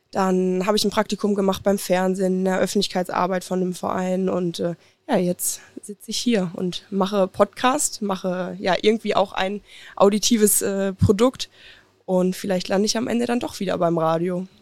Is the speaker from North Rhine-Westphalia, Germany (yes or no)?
yes; Oberhausen, North Rhine-Westphalia, Germany; Ich komme aus Oberhausen, also gar nicht weit von hier